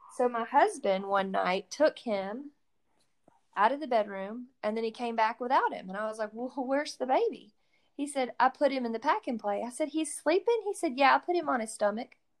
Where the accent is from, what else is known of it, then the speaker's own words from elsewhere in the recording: Athens, Georgia, United States; We are both from the Athens, Georgia area